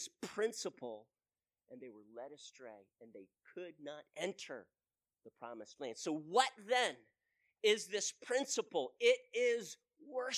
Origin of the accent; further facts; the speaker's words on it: United States; we, as an American, as the American church